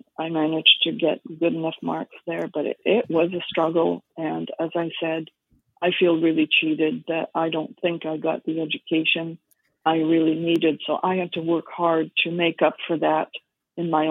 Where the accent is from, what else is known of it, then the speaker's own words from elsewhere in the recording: Surrey, British Columbia, Canada; also born or lived in Montreal / Vancouver; We lived in Surrey at the time